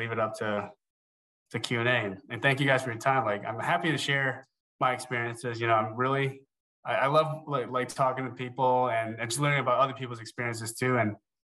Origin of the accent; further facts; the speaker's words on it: New Jersey, United States; moved away as an adult; also born or lived in Chicago; I'm originally from New Jersey